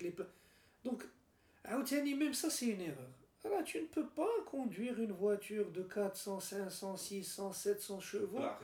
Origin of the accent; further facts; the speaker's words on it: Morocco; also born or lived in Switzerland; on est marocain